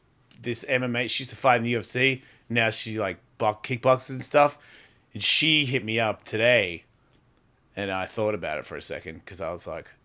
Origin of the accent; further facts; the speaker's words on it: Australia; accent: Australian; moved away; it's like my accent. I haven't lived in Australia for 30 years. Why do I sound like this? Because that's where I grew up.